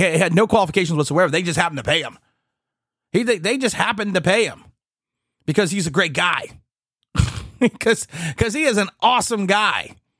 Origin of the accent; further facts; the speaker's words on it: United States; as American citizens